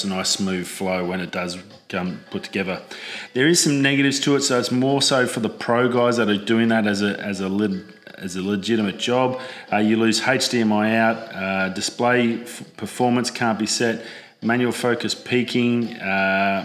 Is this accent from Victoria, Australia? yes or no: no; Darwin, Northern Territory, Australia; moved away; growing up in Darwin, used to torrential downpours for weeks